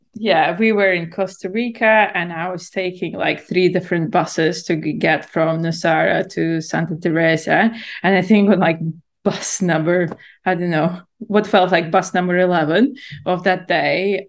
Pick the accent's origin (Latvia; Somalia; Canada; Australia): Latvia; moved away as an adult; also born or lived in London, United Kingdom; I'm born and raised in Latvia and then I moved to the UK to study in university in London when I was yeah in my early 20s